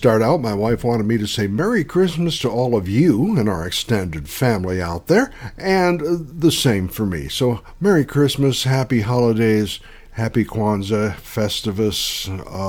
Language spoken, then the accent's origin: English; Los Angeles, California, United States; I grew up in the Los Angeles area